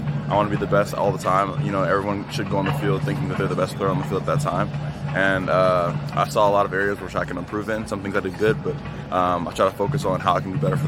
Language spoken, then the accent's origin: English; Kansas City, Missouri, United States; moved away as an adult; now in Seattle, United States; I'm from Kansas City, Missouri, so I'm in the middle of the country.